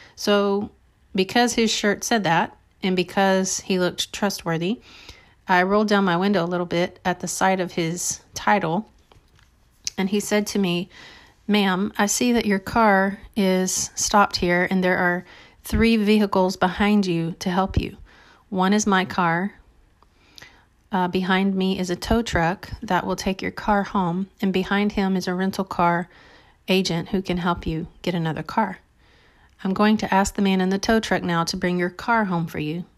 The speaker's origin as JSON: {"language": "English", "region": "South Texas", "country": "United States", "tie": "born or raised there", "also_born_or_lived": "Dallas", "said": "I was from, um, a little town in South Texas"}